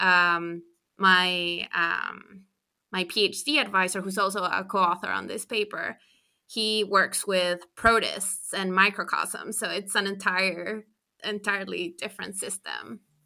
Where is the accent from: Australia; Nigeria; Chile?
Chile; moved away as an adult; also born or lived in United States; I'm from Chile, so in South America